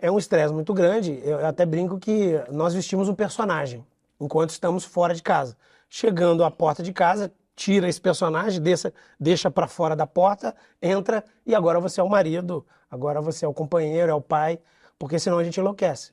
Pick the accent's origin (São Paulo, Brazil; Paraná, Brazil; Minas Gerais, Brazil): São Paulo, Brazil; moved away as an adult; now in Rio de Janeiro, Brazil; eu sou, sou, sou, paulista, mas estou no Rio de Janeiro desde que passei no concurso público.